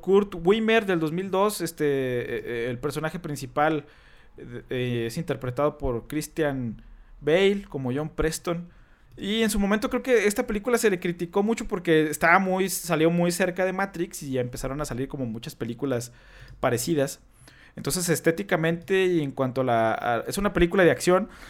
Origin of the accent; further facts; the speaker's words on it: Mexico; nosotros como mexicanos